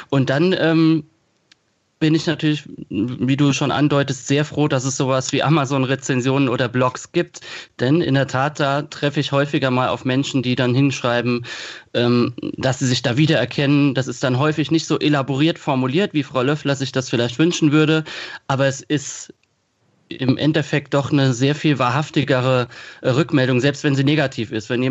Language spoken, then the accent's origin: German; Kaiserslautern, Rhineland-Palatinate, Germany; in Kaiserslautern, wo ich herkomme, wo das Buch auch spielt